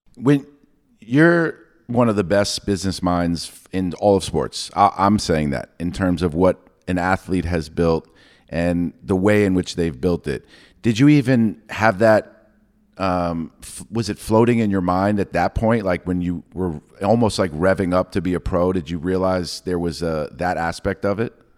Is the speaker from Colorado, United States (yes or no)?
no; New York, United States; I'm from New York